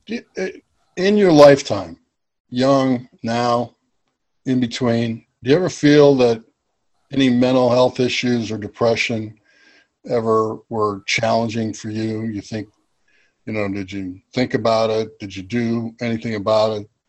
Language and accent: English; New York, United States; I grew up in New York, so you learn that quickly.